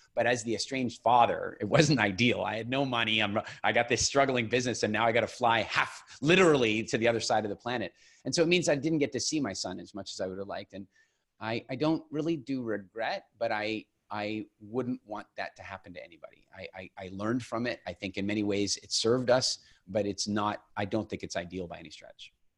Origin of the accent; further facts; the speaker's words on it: Eastern Canada, Canada; moved away as an adult; also born or lived in England; I grew up in Eastern Canada